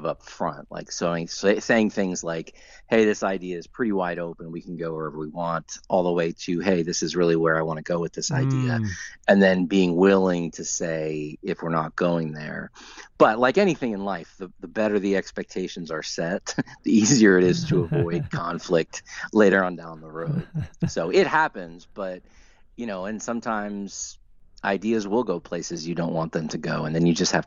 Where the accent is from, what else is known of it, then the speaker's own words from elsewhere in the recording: South Orange, New Jersey, United States; moved away as an adult; also born or lived in New York City / Philadelphia; now in Nashville, United States; I grew up in New Jersey, in a town called South Orange, which is in North Jersey